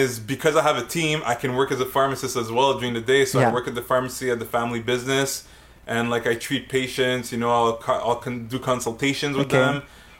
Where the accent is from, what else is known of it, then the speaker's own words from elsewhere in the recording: Montreal, Quebec, Canada; I'm a Montrealer.